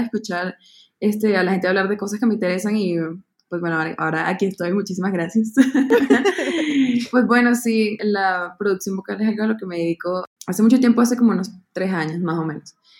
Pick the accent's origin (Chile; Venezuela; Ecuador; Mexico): Venezuela; Caracas, Capital District; moved away as an adult; now in Bogotá, Colombia; nací en Venezuela, en Caracas y yo me mudé acá a Bogotá hace cuatro años a estudiar música contemporánea